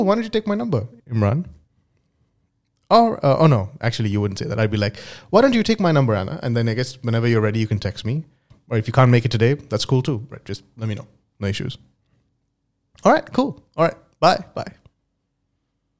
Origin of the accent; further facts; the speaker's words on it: Dubai, United Arab Emirates; moved away as an adult; also born or lived in India / United Kingdom; I'm originally from India, but I grew up in Dubai